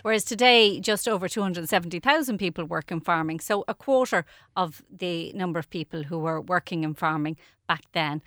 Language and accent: English; Dublin, Leinster, Ireland; I grew up in Raheny